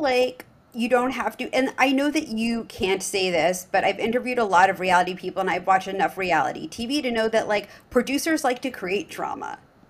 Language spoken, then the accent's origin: English; New York, United States; moved away as an adult; now in Los Angeles, United States; when I moved to LA, I didn't really know the market and I was from New York